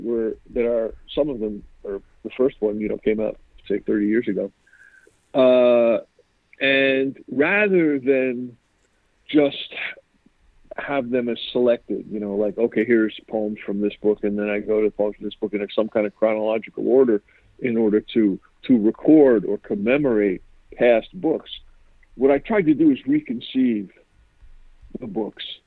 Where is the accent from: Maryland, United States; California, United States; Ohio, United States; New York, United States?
New York, United States; New York City; also born or lived in Zaire; I grew up in Queens, New York